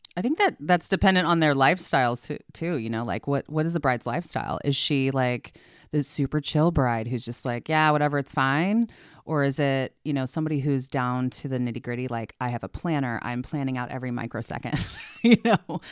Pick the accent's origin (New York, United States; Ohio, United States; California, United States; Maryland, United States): California, United States; San Diego; moved away as an adult; now in Oregon, United States; I'm from San Diego